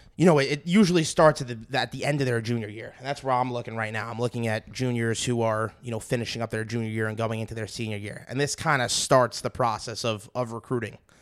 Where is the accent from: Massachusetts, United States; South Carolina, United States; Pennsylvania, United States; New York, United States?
New York, United States; New York City; moved away; I'm I'm from Brooklyn